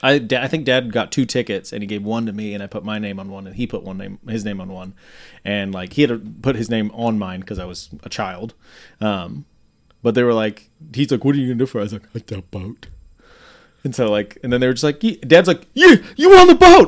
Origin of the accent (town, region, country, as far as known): York, Nebraska, United States; born or raised there; moved away